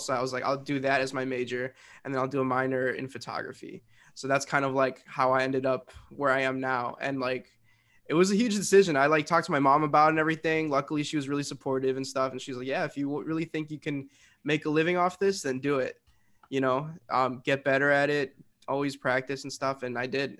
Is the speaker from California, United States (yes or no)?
no; Westchester, Illinois, United States; I am from Westchester, Illinois, which is a small little suburb